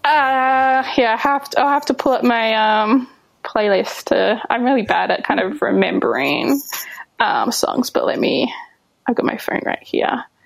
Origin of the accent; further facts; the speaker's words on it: Albany, Western Australia, Australia; moved away as an adult; also born or lived in Melbourne, Australia; now in New York City, United States; I was in Melbourne before uh, before I jumped over here, but I'm originally from Albany in Western Australia